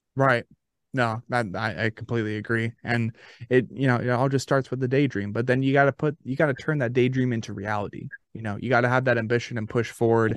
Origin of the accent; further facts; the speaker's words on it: Arizona, United States; now in Murfreesboro, United States; Born and raised yeah. in Arizona